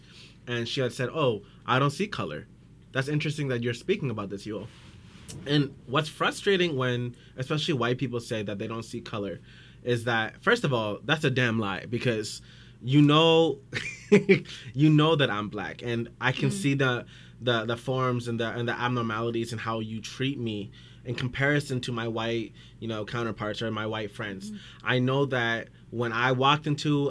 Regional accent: Surrey, British Columbia, Canada; I was born and raised in Surrey, born at Surrey Memorial Hospital, grew up in Surrey Central.

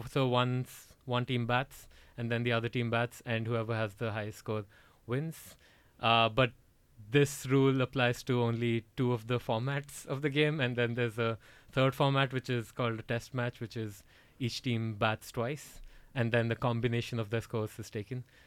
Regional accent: Bhubaneswar, Odisha, India; moved away as an adult; now in Gothenburg, Sweden; I'm from the east coast of India. Actually, uh, it's a city called Bhubaneswar uh, in the state called Odisha

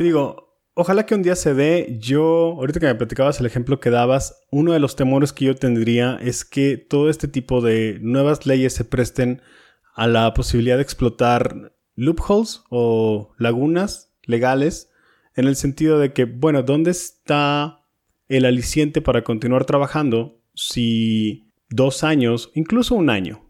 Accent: Monterrey, Nuevo León, Mexico; yo soy de Monterrey

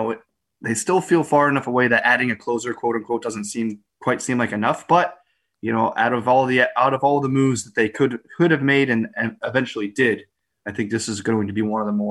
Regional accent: Bethel, Connecticut, United States; She's from Bethel. She's from my hometown.

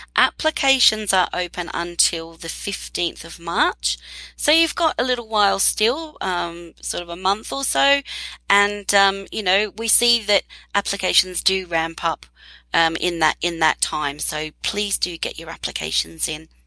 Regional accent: Australia; moved away; Australia, my home country

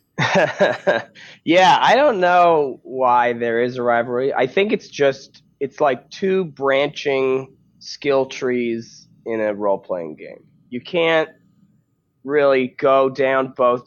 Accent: Canada; moved away as an adult; now in United States; as a Canadian

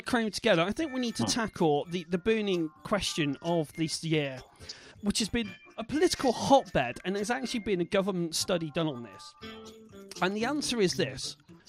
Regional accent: Bristol, South West England, United Kingdom; accent: Bristol; that lets out my Bristol accent.

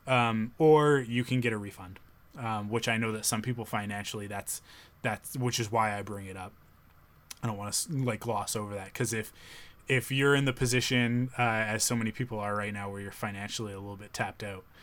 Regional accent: Canada; being a Canadian

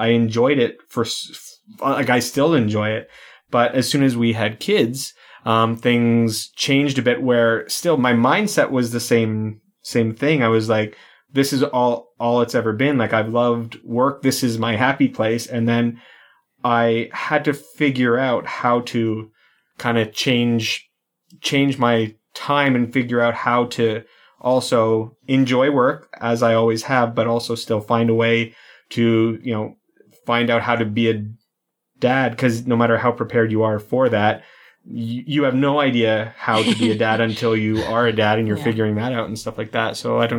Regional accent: Canada; Like everyone else, I'm from Canada.

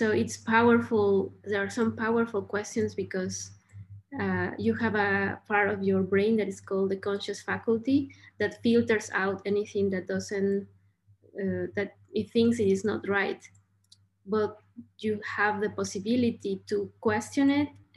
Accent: Mexico; I was born in Mexico

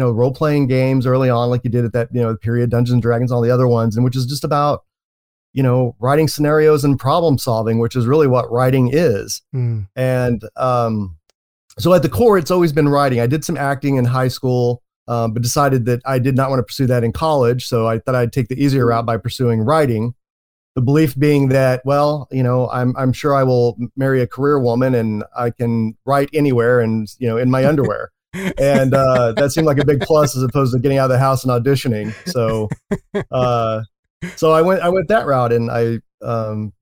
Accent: Oklahoma City, Oklahoma, United States; moved away as an adult; also born or lived in San Antonio / Chicago; now in San Fernando Valley, United States; I was born and raised in Oklahoma City

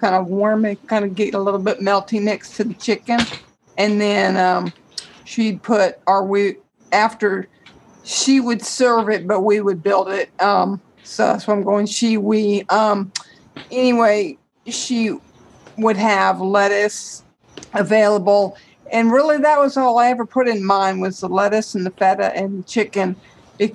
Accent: New Orleans, Louisiana, United States; I'm from New Orleans, Louisiana

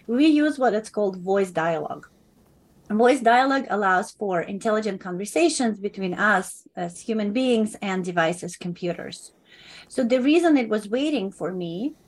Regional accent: California, United States; as Californian

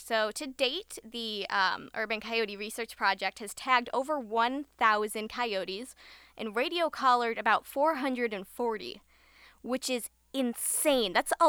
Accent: Chicago, Illinois, United States; So, for example, I am from the Chicago area, and we have a lot of big parks in the city.

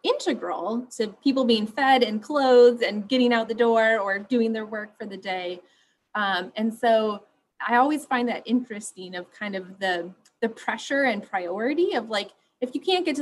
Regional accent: West Michigan, United States; I grew up in West Michigan, which is a pretty conservative, homogenous area of the country

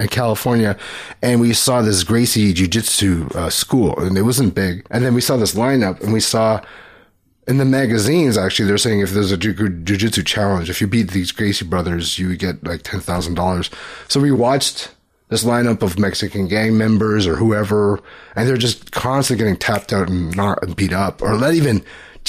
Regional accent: Toronto, Ontario, Canada; also born or lived in Richmond Hill / Markham / Los Angeles; we grew up in Scarborough

